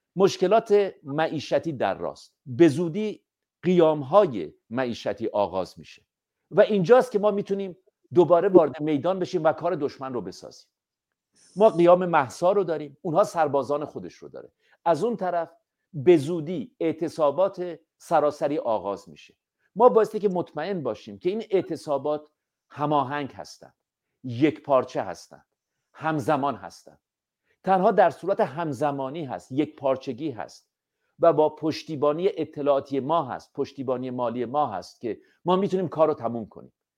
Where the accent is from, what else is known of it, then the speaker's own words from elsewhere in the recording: Iran; ما ایرانی هستیم